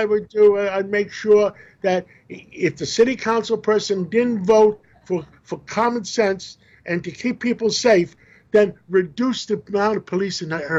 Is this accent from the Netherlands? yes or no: no; New York City, New York, United States; I grew up in Harlem.